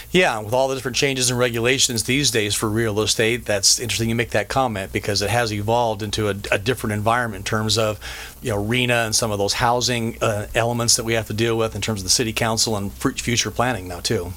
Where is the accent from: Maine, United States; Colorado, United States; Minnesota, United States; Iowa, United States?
Colorado, United States; moved away as an adult; now in Orange County, United States; I grew up in Colorado, graduated from high school there